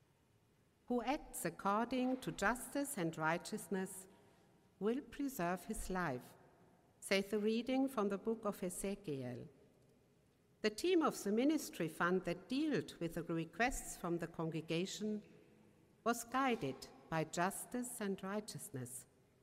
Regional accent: Germany; accent: German; English is a second language; my German accent

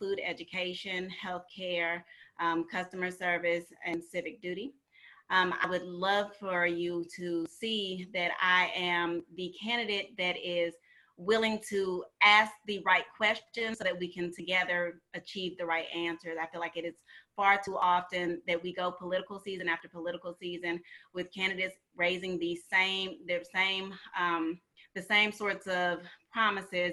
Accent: St. Louis, Missouri, United States; moved away as an adult; also born or lived in Atlanta, Georgia; I was born and raised in St. Louis, Missouri.

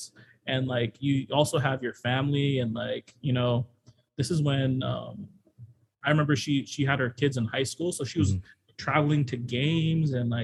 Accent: Honolulu, Hawaii, United States; I went to Moanalua, but I grew up in Kalihi

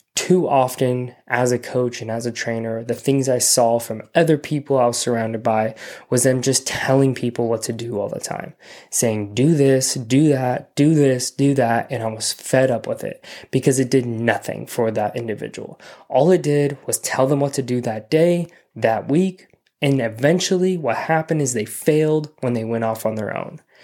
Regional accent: Simi Valley, California, United States; also born or lived in Orange County, California; my hometown, Simi Valley

